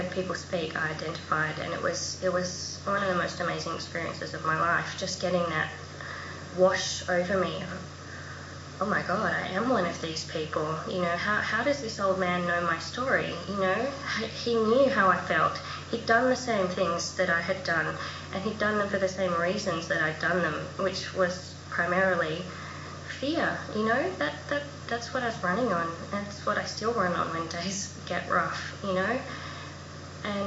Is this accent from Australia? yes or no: yes; Adelaide, South Australia, Australia; moved away as an adult; also born or lived in Melbourne; I grew up in Adelaide and I moved to Melbourne